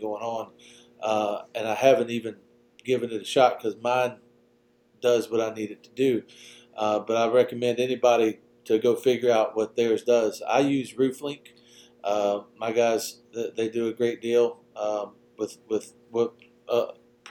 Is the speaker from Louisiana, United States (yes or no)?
yes; Louisiana, United States; when I was a kid, I grew up in Louisiana